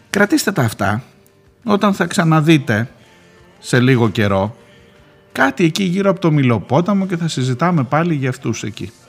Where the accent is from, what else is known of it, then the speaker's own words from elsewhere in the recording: Rhodes, South Aegean, Greece; Από μικρή στον τουρισμό στη Ρόδο, μεγάλωσα και ζω, ξέρω καλά από μέσα τι σημαίνει τουριστική σεζόν